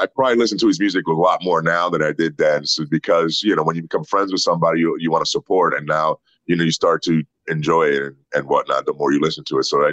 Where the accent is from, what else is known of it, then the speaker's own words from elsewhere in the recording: Puerto Rico; moved away; also born or lived in New York, United States; I was born in New York, raised in Puerto Rico